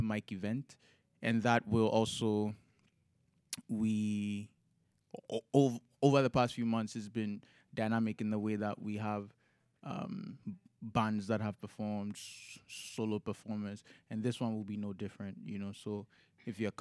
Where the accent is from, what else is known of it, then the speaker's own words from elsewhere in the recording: Ghana; moved away; I'm from Ghana